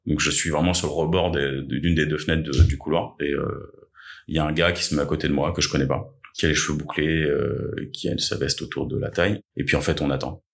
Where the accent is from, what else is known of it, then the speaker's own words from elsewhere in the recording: Essonne, Île-de-France, France; also born or lived in Chile / Paris; on a émigré en France en 96 avec mes parents et mon frère. On était sans papier pendant deux ans. Euh, j'ai grandi dans, à Tismons dans le 91